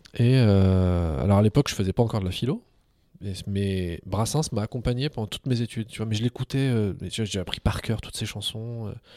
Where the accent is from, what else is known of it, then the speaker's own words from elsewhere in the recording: France; French is a second language; also born or lived in Algiers, Algeria / Montpellier, France; j'ai été arraché à, l'Algérie étant tout petit. je suis arrivé en France, je parlais pas un mot de français. on m'a mis à l'école comme ça